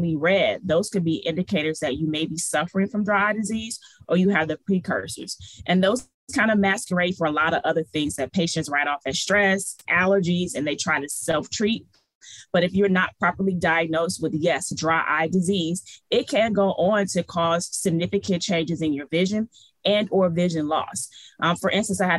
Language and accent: English; Detroit, Michigan, United States; moved away as an adult; also born or lived in New Orleans; Detroit raised